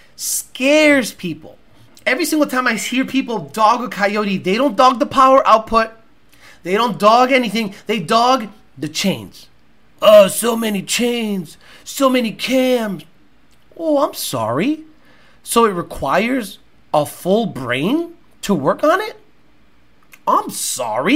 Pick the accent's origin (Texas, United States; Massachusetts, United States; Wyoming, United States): Massachusetts, United States; I grew up in Massachusetts.